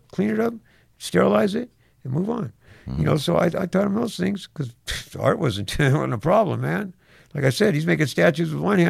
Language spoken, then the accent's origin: English; Venice, California, United States; also born or lived in Santa Monica; You know, we grew up in, you know, I'm from Venice, you're from Santa Monica.